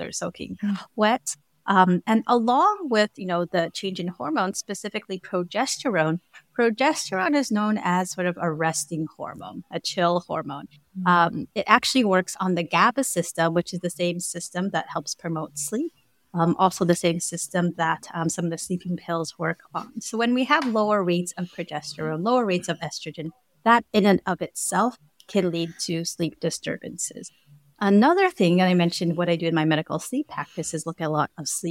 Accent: California, United States; also born or lived in Hawaii; I'm actually born and raised in California, but I moved to Hawaii for about 7 years about

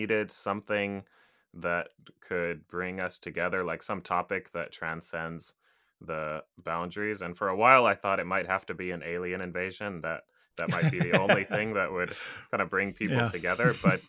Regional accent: Japan; I grew up, well, my parents are American. They're from Kansas, actually. I grew up in Japan.

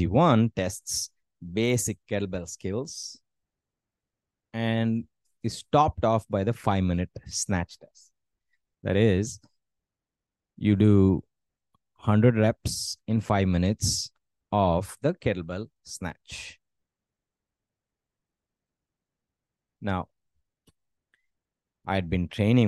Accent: India; moved away as an adult; also born or lived in United States; moving back to my hometown

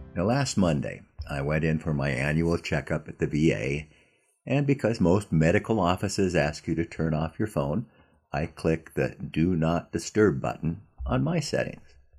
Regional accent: Southern California, United States; when I was a kid growing up in Southern California

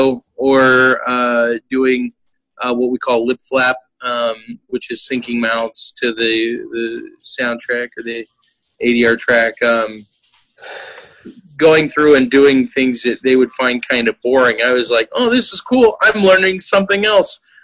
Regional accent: Virginia Beach, Virginia, United States; moved away; I grew up in Virginia Beach, so I was at Mount Trashmore a lot.

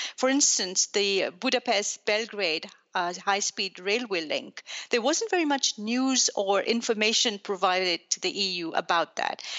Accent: Pakistan; also born or lived in Belgium; now in Brussels, Belgium; I'm Belgian. I was born in Pakistan

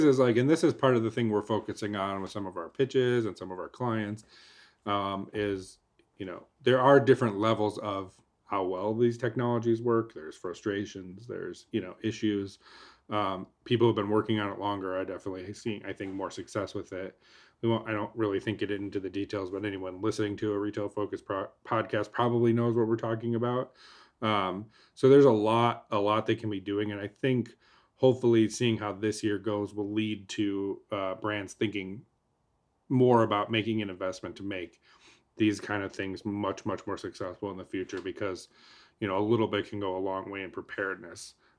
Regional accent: Texas, United States; I came from Texas, a lot more lax. From like a mandate perspective. Mm-hmm. So I've only been in Oregon for like a week

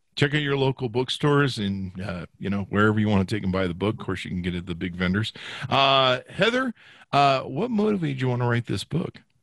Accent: Las Vegas, Nevada, United States; I come from Vegas

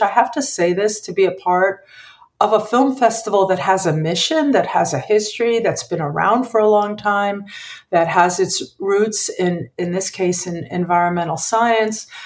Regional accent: Philadelphia, Pennsylvania, United States; I grew up in Philadelphia. I was born there

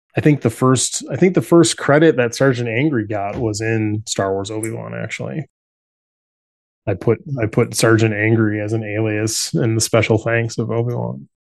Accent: Chicago, Illinois, United States; moved away as an adult

